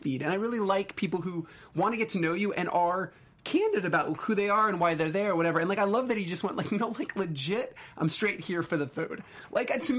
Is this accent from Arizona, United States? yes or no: yes; Arizona, United States; I grew up in Arizona